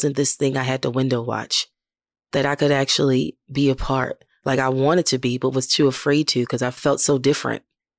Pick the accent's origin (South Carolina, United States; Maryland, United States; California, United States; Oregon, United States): Maryland, United States; Baltimore; moved away as an adult; now in Nashville, United States; I lived in Baltimore. I'm from Baltimore City, and a lot of things I did were in the city.